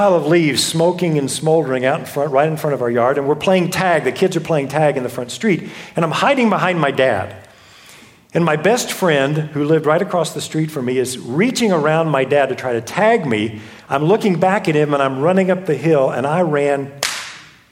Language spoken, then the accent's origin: English; Houston, Texas, United States; I grew up in Houston